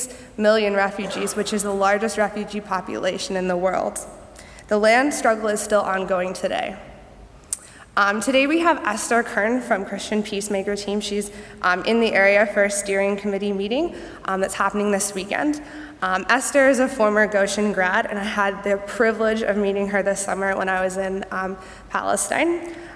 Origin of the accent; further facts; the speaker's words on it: British Columbia, Canada; I'm from British Columbia, Canada.